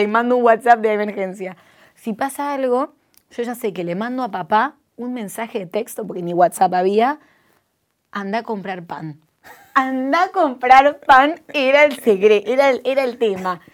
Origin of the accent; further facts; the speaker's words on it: Lanús, Buenos Aires Province, Argentina; vengo del barrio de Lanús